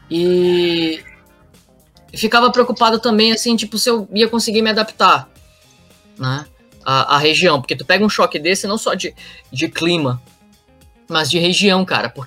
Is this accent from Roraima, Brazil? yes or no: yes; Roraima, Brazil; Eu também sou do norte, né? Sou lá de Roraima.